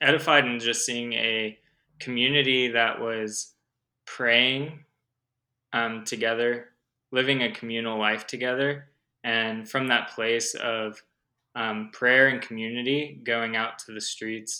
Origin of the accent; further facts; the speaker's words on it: Los Angeles, California, United States; also born or lived in Humboldt County, California; I was actually born and raised in Los Angeles, California